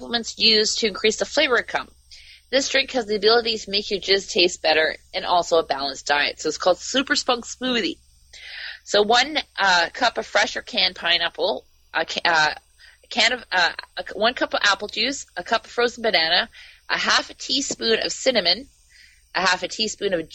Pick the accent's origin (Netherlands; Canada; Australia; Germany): Canada; I'm from Canada.